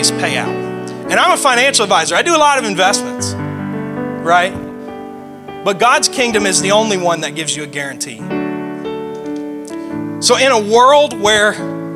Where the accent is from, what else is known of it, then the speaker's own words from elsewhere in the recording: the South, United States; I'm from the South